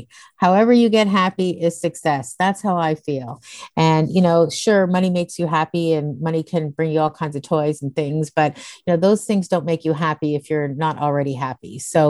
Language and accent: English; Dundas, Ontario, Canada; It was a population of 21,000 people, which I'm now going to move back home to. And it was absolutely beautiful. We were right in the conservation area. I lived in the valley.